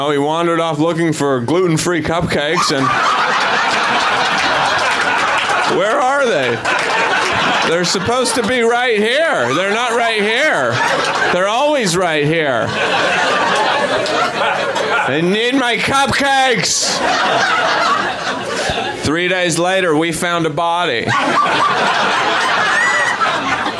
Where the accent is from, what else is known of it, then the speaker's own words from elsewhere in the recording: Idaho, United States; I'm from Idaho